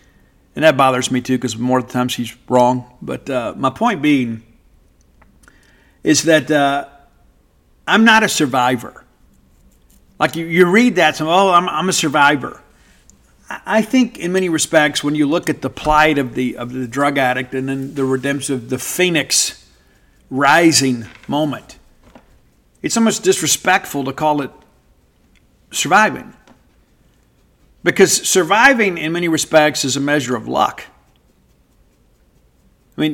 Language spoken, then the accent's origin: English; Mississippi, United States; It's a story of growing up in South Mississippi and finding some, you know, some level of acclaim in life.